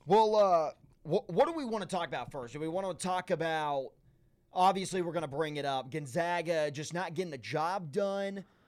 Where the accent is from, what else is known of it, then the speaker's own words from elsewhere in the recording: Nashville, Tennessee, United States; I grew up in the Nashville area